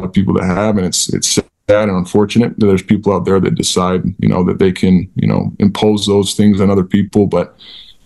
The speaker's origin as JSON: {"language": "English", "region": "Utah", "country": "United States", "tie": "born or raised there", "said": "I grew up in Utah."}